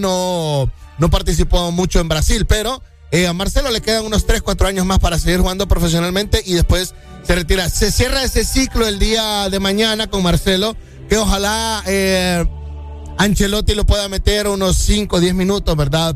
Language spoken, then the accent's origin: Spanish; Honduras; como los hondureños. O sea, yo estoy incluido en ello.